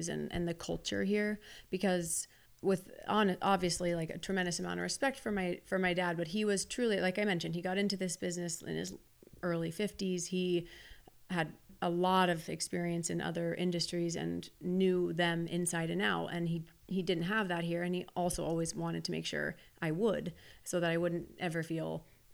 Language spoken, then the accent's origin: English; Wichita, Kansas, United States; I'm from Wichita, Kansas